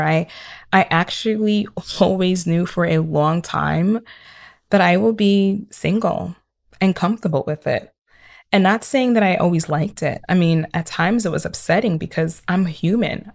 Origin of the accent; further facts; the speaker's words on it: Nigeria; I am Nigerian